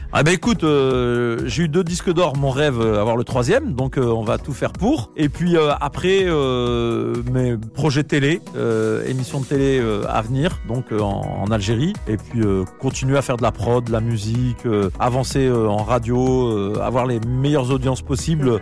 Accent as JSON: {"language": "French", "town": "Nantes", "region": "Pays de la Loire", "country": "France", "tie": "born or raised there", "moved": "yes", "lives_now": "Paris, France", "said": "je viens de Nantes, précisément du quartier euh, Beaulieu. J'ai aussi grandi à Bellevue, au Clotoro, voilà, plein de quartiers de Nantes"}